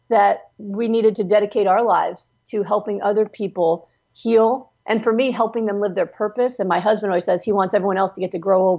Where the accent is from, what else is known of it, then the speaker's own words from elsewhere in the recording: Pennsylvania, United States; moved away as an adult; also born or lived in California; my doctors I grew up with were in Pennsylvania, and I moved to California to do my residency at UCLA Harbor